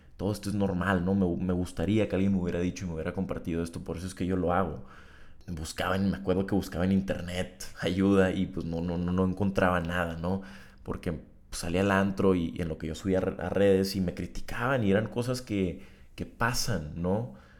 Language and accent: Spanish; Tijuana, Baja California, Mexico; moved away as an adult; now in Monterrey, Mexico; Tijuana es mi ciudad natal, donde está toda la sociedad que yo conozco